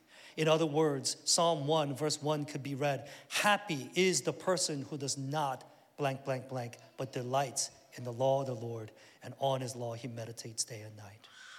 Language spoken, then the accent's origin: English; South Korea; I remember, like I said, I grew up in Korea back in the 70s, and we had some relatives out in the countryside